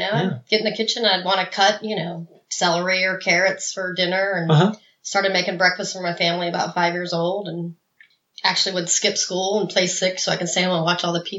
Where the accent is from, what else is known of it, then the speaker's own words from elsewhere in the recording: Houston, Texas, United States; also born or lived in Chicago, Illinois, United States; now in Greenville, United States; Then my family moved us down to Houston in 1980. So I was 10 years old when we moved down there.